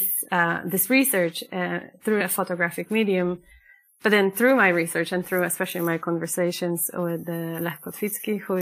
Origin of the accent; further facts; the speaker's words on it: Poland; moved away as an adult; now in Switzerland; Originally born and raised in Poland, and for the past 10 years I have been living and working on and off in Switzerland